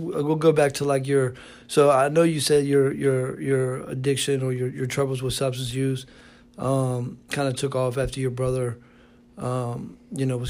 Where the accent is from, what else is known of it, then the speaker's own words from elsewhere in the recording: Richmond, Virginia, United States; I'm from Richmond. You know, I know all about this city here